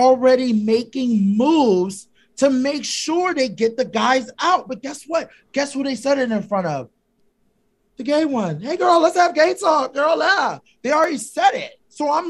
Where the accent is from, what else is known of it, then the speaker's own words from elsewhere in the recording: Philadelphia, Pennsylvania, United States; I'm from Philly